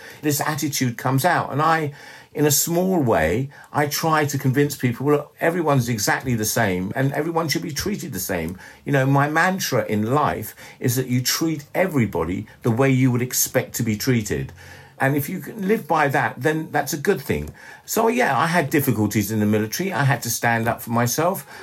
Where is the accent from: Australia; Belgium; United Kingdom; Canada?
United Kingdom; London; also born or lived in Ellmau, Austria; I was brought up in London